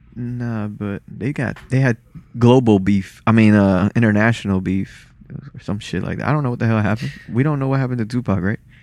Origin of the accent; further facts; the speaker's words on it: Lauderhill, Florida, United States; English is a second language; also born or lived in Salvador, Bahia, Brazil; I was born there and then raised in a black city over here as well, in Lauderhill.